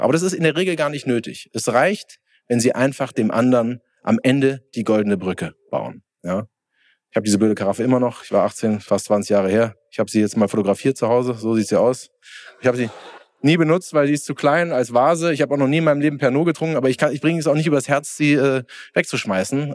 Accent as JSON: {"language": "German", "town": "Bensheim", "region": "Hesse", "country": "Germany", "said": "ich komme aus Hessen, Südhessen, Bensheim."}